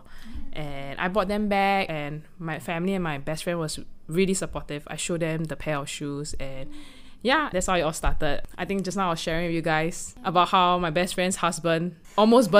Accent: Singapore; also born or lived in Myanmar; I'm actually a Burmese. I was born in Myanmar. I grew up in Singapore since I was 3, and I've been in Singapore most of the time

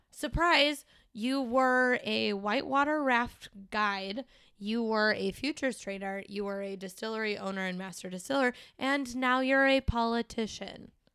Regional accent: St. Louis, Missouri, United States; I was born and raised in Saint Louis

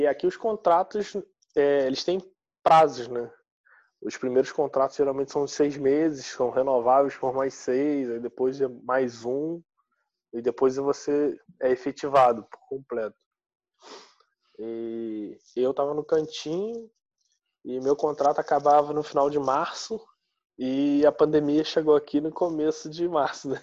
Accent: Rio de Janeiro, Brazil; moved away as an adult; now in Porto, Portugal; eu sou carioca

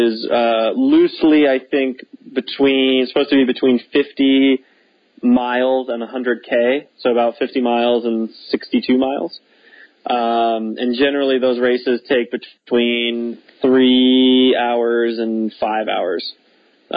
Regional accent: Texas, United States; I grew up racing in Texas

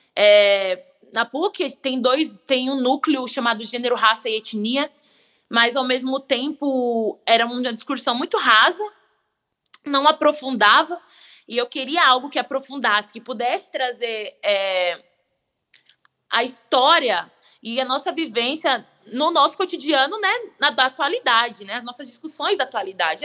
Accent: São Paulo, Brazil; eu nasci em São Paulo

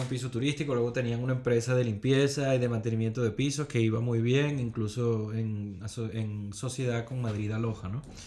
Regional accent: Venezuela; now in Spain; siendo venezolanos, ¿no? que los venezolanos siempre tenemos como ese espíritu

